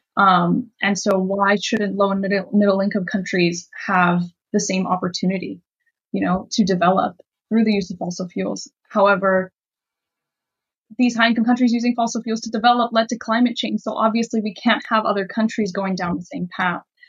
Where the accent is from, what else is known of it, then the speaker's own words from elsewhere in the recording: Miami, Florida, United States; I grew up in Miami.